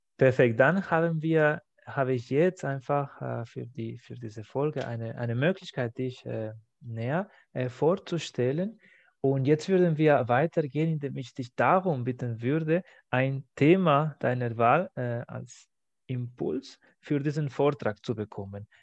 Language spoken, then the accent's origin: German; Spain; now in Germany; meiner Heimat